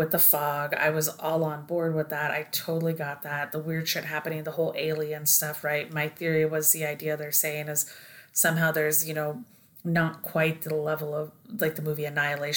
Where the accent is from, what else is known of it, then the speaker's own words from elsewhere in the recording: Oregon, United States; we grew up in Oregon